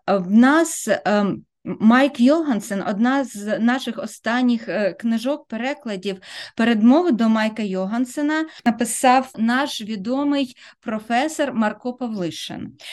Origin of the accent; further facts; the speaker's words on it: Kryvyi Rih, Dnipropetrovsk Oblast, Ukraine; now in Australia; Я народилася, виросла в Кривому Розі, це російське мовне місто